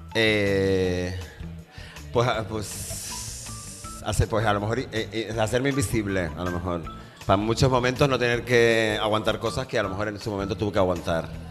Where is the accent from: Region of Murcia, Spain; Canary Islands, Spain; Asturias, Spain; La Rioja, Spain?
Canary Islands, Spain; Tenerife; moved away as an adult; yo soy de Tenerife, yo soy de Canarias